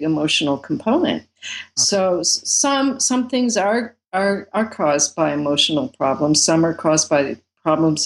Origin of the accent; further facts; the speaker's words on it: United States; I'm from America